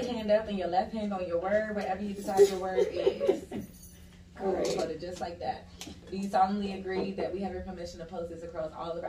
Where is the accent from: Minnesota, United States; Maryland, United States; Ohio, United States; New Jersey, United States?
Maryland, United States; PG County; moved away; also born or lived in Georgia; I'm from Maryland, so when we first moved out here, we moved to Congress.